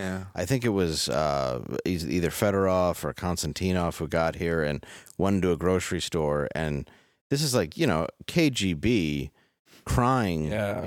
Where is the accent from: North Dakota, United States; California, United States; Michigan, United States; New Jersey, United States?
Michigan, United States; Detroit; growing up in Detroit where I did